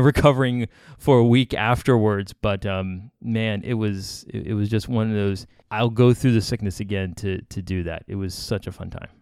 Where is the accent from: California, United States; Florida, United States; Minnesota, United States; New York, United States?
Florida, United States; Miami; I'm from Miami, I know swamps, I know beaches